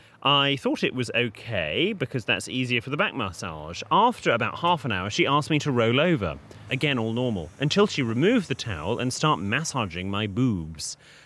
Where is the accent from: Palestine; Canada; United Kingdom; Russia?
United Kingdom; Being very British about it, we all went out for dinner